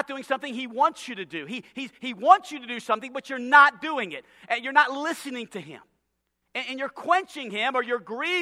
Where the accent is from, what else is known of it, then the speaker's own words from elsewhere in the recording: New Orleans, Louisiana, United States; also born or lived in Chicago / Los Angeles; now in Hot Springs, United States; I'm from New Orleans and went to school in Chicago and was the youth pastor in L.A.